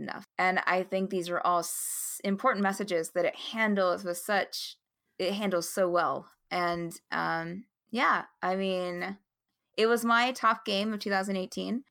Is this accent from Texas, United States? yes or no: no; West Virginia, United States; I live in West Virginia, and I was born and raised in West Virginia